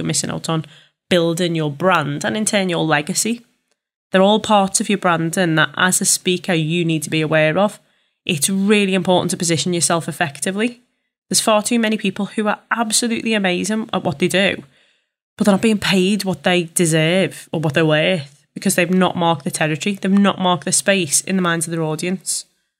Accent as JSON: {"language": "English", "town": "Liverpool", "region": "North West England", "country": "United Kingdom", "accent": "Scouse", "said": "Fully aware that I am a Scouser and I know I will divide an audience with this accent."}